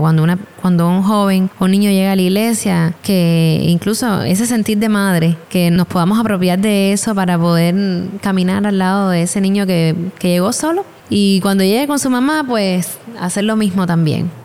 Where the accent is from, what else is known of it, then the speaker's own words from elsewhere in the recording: Cuba; nosotros como mujeres cubanas